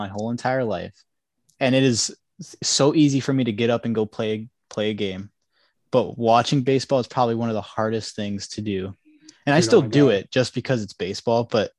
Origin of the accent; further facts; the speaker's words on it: Illinois, United States; I was happy for the Cubs because, yeah, you know, I'm from Illinois. Happy for all my friends.